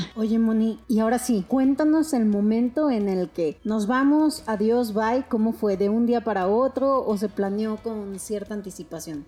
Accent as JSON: {"language": "Spanish", "country": "Mexico", "said": "como decimos aquí en México"}